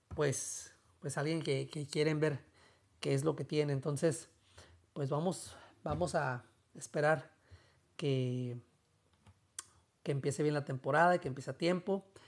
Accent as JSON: {"language": "Spanish", "town": "Tijuana", "region": "Baja California", "country": "Mexico", "said": "yo soy de Tijuana"}